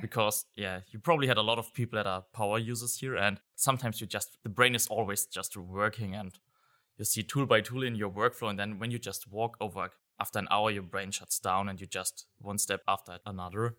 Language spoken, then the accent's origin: English; Germany; I'm from Germany